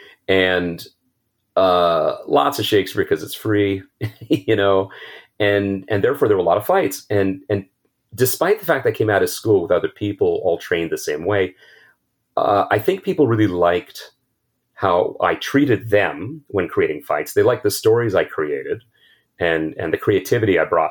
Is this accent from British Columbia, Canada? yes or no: no; Ottawa, Ontario, Canada; a kid growing up in Ottawa